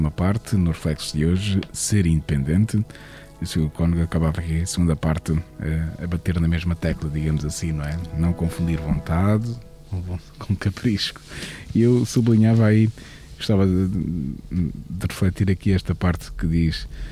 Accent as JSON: {"language": "Portuguese", "country": "Portugal", "said": "somos portugueses"}